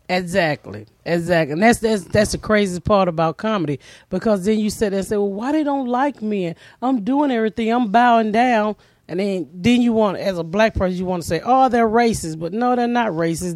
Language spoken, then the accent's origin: English; the South, United States; moved away as an adult; also born or lived in Annapolis; I'm from the South